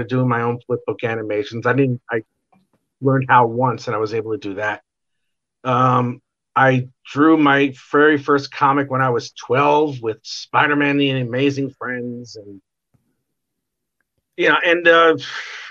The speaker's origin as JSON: {"language": "English", "town": "New York City", "region": "New York", "country": "United States", "tie": "born or raised there", "moved": "yes", "said": "I used to live in New York City, and I was born in Brooklyn"}